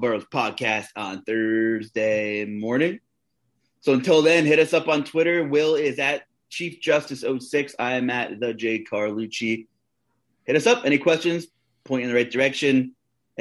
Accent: New York, United States; also born or lived in northeastern Pennsylvania; now in Pennsylvania, United States; I'm originally from New York

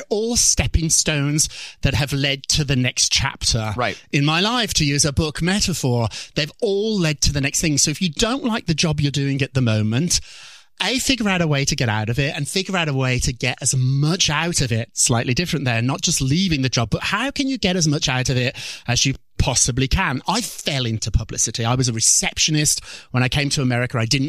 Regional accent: Birmingham, West Midlands, United Kingdom; Birmingham, England, which I like to say is Chicago, but it's more like Detroit.

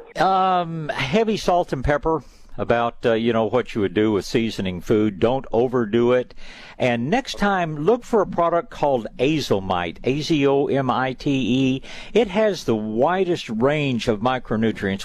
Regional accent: East Tennessee, United States; now in Texas, United States; I spent some years growing up in East Tennessee

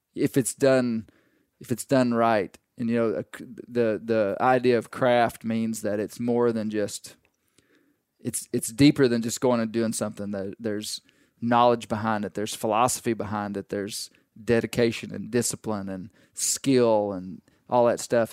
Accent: Arkansas, United States; we grew up in Arkansas. We, we grew up this way

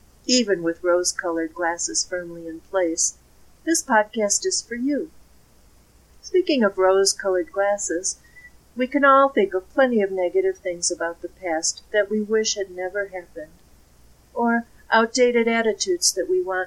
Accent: Chicago, Illinois, United States; accent: Windy City; now in northwestern U.S., United States; I grew up in Illinois, and you could probably hear traces of the Windy City in my accent

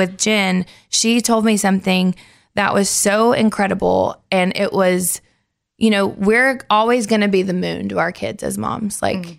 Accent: Nashville, Tennessee, United States; because I grew up here in Nashville.

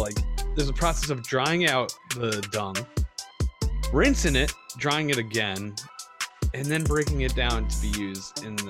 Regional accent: United States; I'm from America

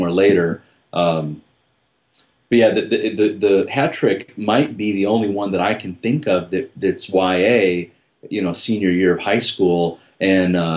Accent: Cicero, Illinois, United States; growing up in Cicero and around all the Al Capone stuff and gangsters

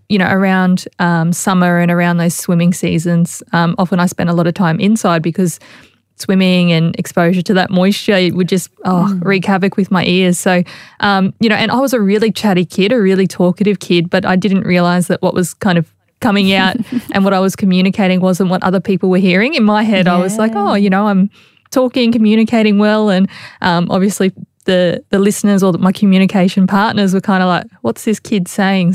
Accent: Logan, Queensland, Australia; also born or lived in Sydney; I grew up on the south side of Brisbane in, I guess, Logan, and more specifically Woodridge. That's where I'm from and where I was raised. I still live in the community as well.

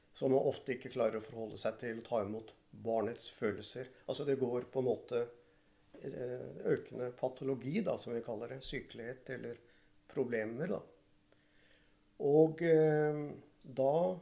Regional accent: Oslo, Norway; Jeg er fra Groruddalen

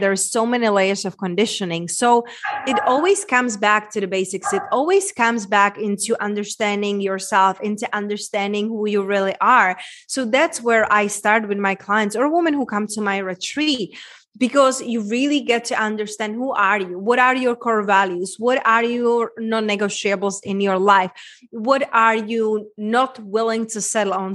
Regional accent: Czechia; moved away; my accent, Czech Republic, small little town where I grew up

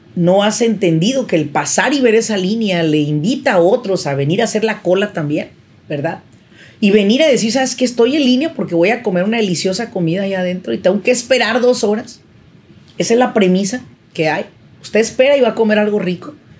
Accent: Mexico; now in Irvine, United States; yo soy mexicana

